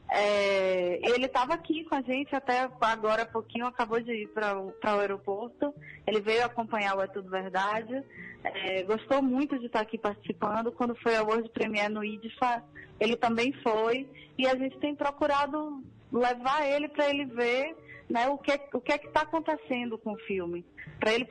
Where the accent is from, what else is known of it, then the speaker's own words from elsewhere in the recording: Salvador, Bahia, Brazil; born there; Sim, eu nasci em Salvador